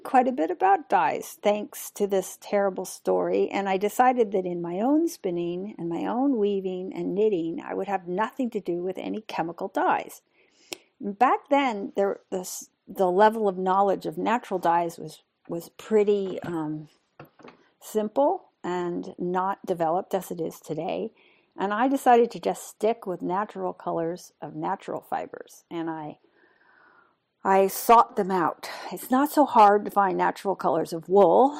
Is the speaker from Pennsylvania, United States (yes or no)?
no; San Francisco Bay Area, California, United States; also born or lived in Bakersfield / San Diego; I grew up in the San Francisco Bay Area